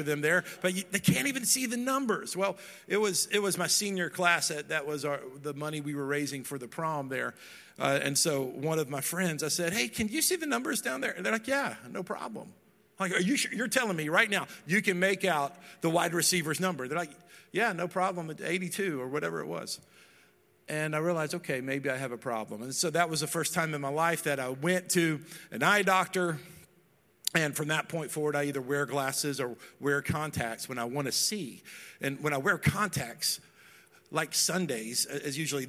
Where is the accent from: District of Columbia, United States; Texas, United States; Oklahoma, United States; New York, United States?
Texas, United States; Dallas; moved away; I grew up in Dallas, Texas